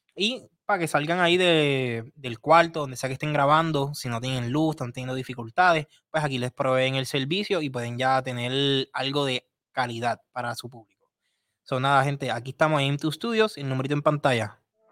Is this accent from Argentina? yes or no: no; Puerto Rico; como puertorriqueños